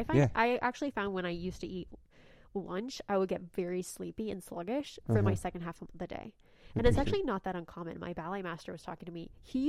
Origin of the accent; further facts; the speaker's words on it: Lincoln, Nebraska, United States; moved away as an adult; also born or lived in Texas; now in Oklahoma City, United States; I grew up in Nebraska